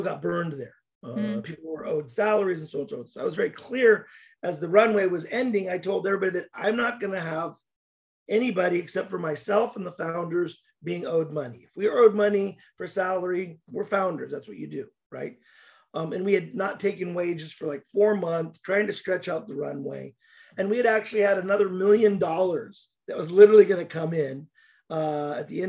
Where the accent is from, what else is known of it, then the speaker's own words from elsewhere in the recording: United States; also born or lived in Russia; I'm American